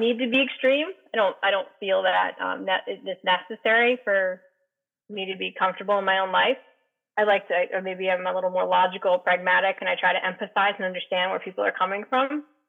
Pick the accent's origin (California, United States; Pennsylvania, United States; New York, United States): New York, United States; I grew up in New York, and I, not New York City, but it was like right between Albany and New York City